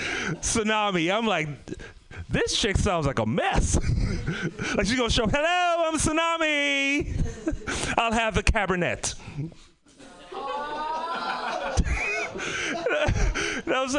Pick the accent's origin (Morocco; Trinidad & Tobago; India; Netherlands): Trinidad & Tobago; moved away; also born or lived in Bay Area, California / Oakland; I'm from the Caribbean, Trinidad and Tobago